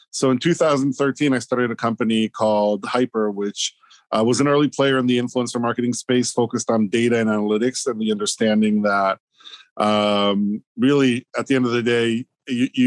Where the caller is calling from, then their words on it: Hoboken, New Jersey, United States; I'm at home, Hoboken, New Jersey.